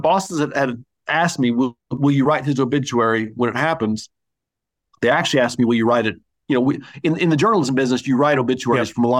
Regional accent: Hawaii, United States; born there; also born or lived in Indiana; I'm not a pure military brat, but I was born in Hawaii because he was in Vietnam.

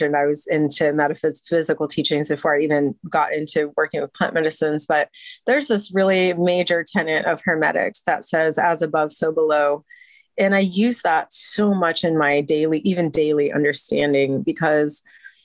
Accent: United States; I'm an American

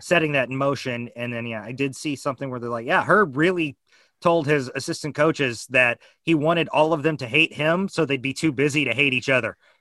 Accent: United States; as an American

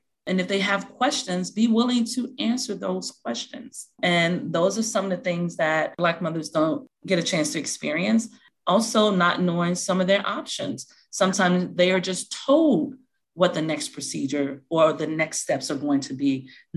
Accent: Chicago, Illinois, United States; moved away; So I am from Chicago, Illinois. And so I had my first 2 children in Chicago

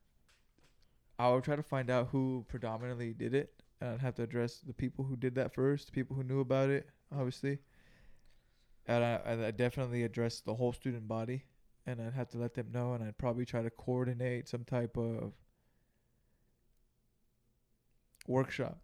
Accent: Greenville, California, United States; we grew up in Greenville, California, which is about 30 miles south of Salinas, California

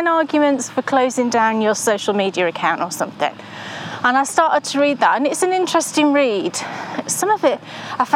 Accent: Yorkshire and the Humber, United Kingdom; I'm a Yorkshire girl

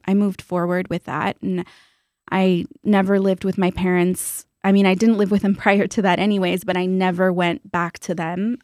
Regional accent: San Juan Capistrano, California, United States; I grew up in Orange County in a small town called San Juan Capistrano

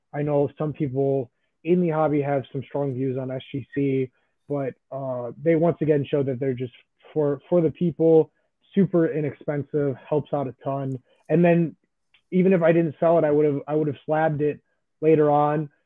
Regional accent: Chicago, Illinois, United States; I am from Chicago

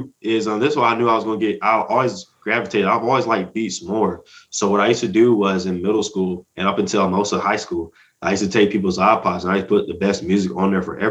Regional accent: Atlanta, Georgia, United States; also born or lived in Columbus; So I used to live in Georgia. I was born in Columbus, but I moved around a whole lot as a kid. And then I grew up in Atlanta

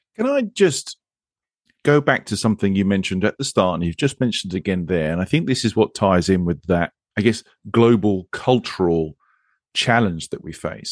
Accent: England, United Kingdom; accent: English accent; also born or lived in Monterey, California; I am English and I live a road across from you

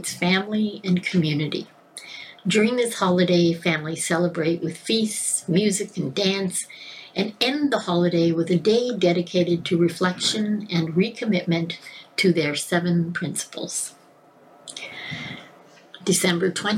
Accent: Scotland, United Kingdom; I'm Scottish

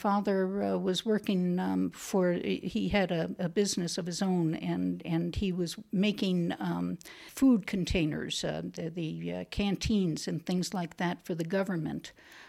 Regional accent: New Jersey, United States; born there; I was born in New Jersey, outside New York City.

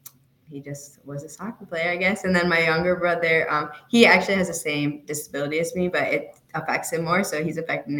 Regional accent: Chicago, Illinois, United States; I'm from Chicago

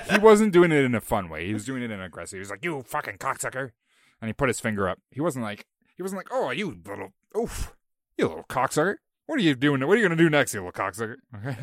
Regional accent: Bowmanville, Ontario, Canada; my hometown

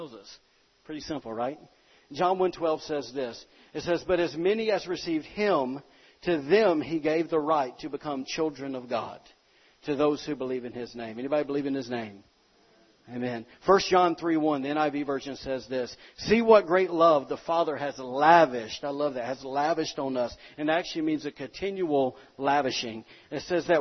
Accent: the South, United States; I'm from the South

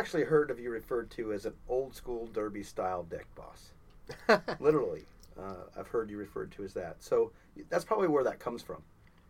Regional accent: Midwest, United States; when I was growing up in the Midwest, a lot of families were like that.

